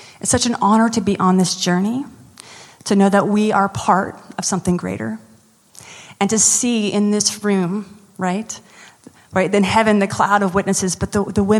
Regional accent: United States; now in New Orleans, United States; I'm American.

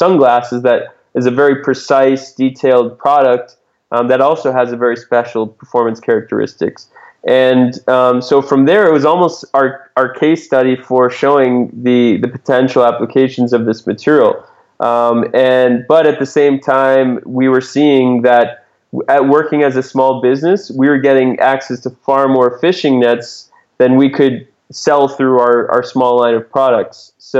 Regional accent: New England, United States; When I grew up in New England, a common small fish

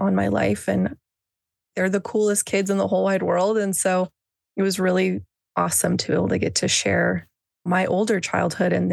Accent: Boise, Idaho, United States; I was born and raised in Boise, Idaho, which is where I'm still

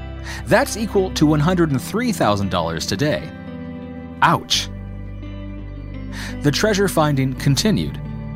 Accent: Vancouver, British Columbia, Canada; I was born and raised in Greater Vancouver, and as an adult, I have visited Granite Creek multiple times.

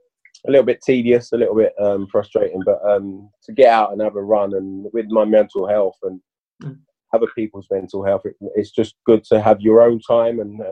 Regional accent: London, United Kingdom; I was born in Shepherd's Bush

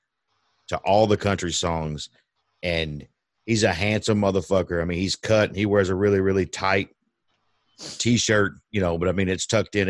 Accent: Northeast Texas, United States; I spent my whole life I grew up in Northeast Texas and lived here the majority of my life

